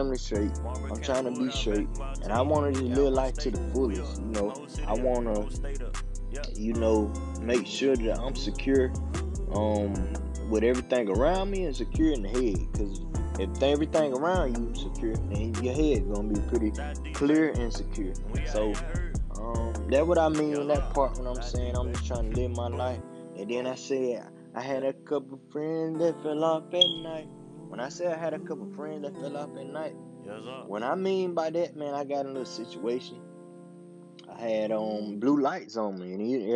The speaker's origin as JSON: {"language": "English", "area": "Bennettsville", "region": "South Carolina", "country": "United States", "said": "I'm from Bennisfield, South Carolina, a small town down here in South Carolina"}